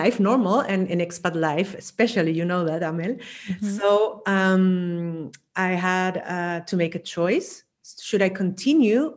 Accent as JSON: {"language": "English", "country": "Chile", "also_born_or_lived": "Vienna, Austria", "moved": "as an adult", "lives_now": "Spain", "said": "I'm originally from Chile"}